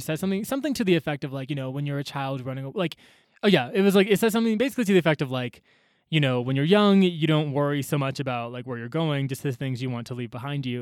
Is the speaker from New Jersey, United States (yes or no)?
no; Atlanta, Georgia, United States; moved away as an adult; also born or lived in Chicago; I grew up in Atlanta, went to school in Chicago